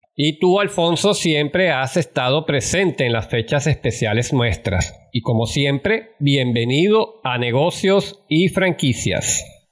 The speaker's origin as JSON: {"language": "Spanish", "country": "Venezuela", "said": "nuestro país"}